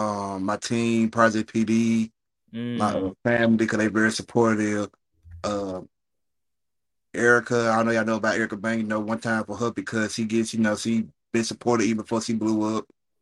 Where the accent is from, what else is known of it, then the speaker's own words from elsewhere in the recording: Jackson, Mississippi, United States; I'm from Jackson, Mississippi, the capital of Mississippi, 601.